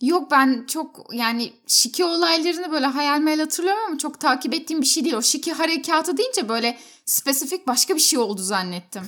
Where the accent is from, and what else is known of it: Turkey